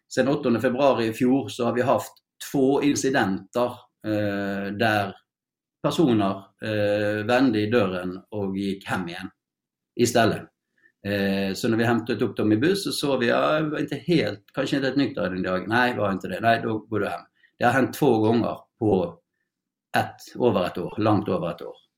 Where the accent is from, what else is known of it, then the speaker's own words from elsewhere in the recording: Norway; Swedish is a second language; now in Sweden; jag är ju norsk